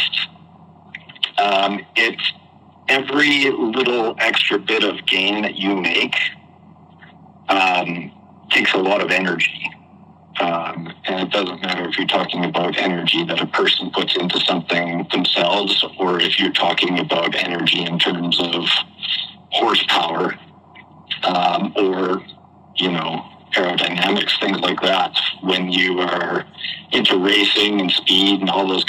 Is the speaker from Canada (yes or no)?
yes; Saskatoon, Saskatchewan, Canada; I'm from Saskatoon, as is our band